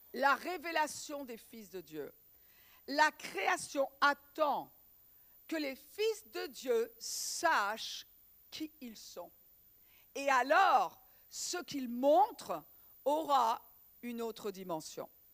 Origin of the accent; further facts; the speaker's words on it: Breton, Brittany, France; en tant que bretonne